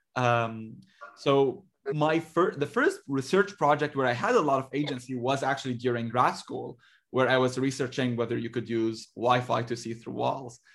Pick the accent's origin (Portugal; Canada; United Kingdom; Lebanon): Lebanon; moved away as an adult; now in United States; I grew up in Lebanon